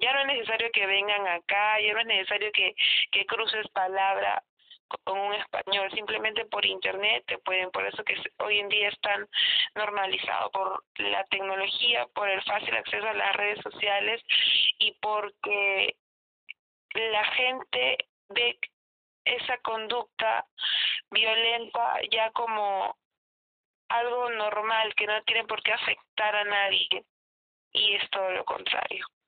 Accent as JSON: {"language": "Spanish", "country": "Peru", "said": "acá en Perú se dice que so, somos una mezcla"}